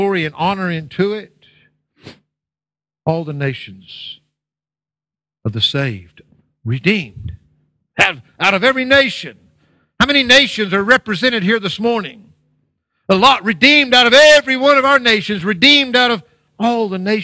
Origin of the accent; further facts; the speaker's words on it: United States; moved away; my home country, the United States of America